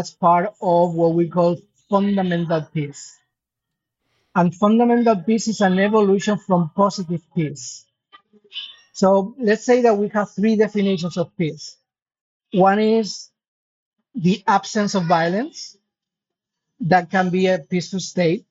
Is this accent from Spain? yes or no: yes; Spain; I am from Spain